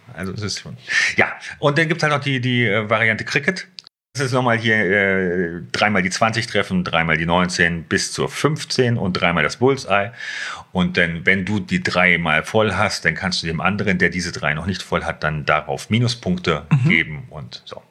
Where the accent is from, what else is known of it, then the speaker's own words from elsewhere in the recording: Hanover, Lower Saxony, Germany; moved away as an adult; now in Schneverdingen, Germany; aufgewachsen bin ich in der Südstadt, mhm. also äh, Südstadt Bult.